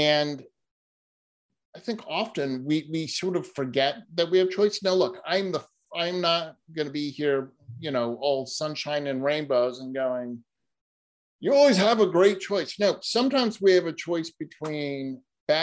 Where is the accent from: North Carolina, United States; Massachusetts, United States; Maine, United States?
Massachusetts, United States; Boston; moved away; I'm originally from Boston. I was living in Boston at the time